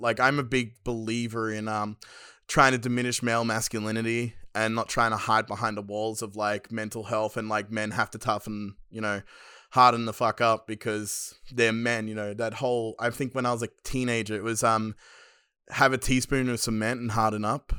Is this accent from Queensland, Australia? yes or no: no; Penrith, New South Wales, Australia; I grew up in Western Sydney, Penrith